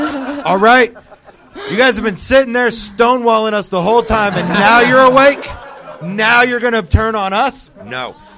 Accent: Cincinnati, Ohio, United States; No, I'm from Cincinnati.

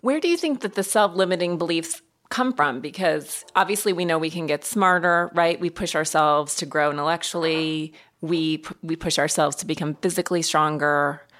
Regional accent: Montana, United States; I grew up in Montana in the cold

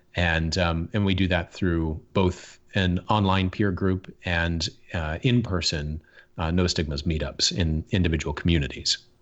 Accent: Michigan, United States; I grew up in Michigan

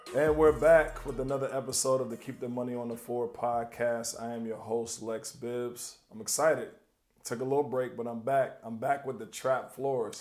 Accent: North Carolina, United States; I'm from North Carolina.

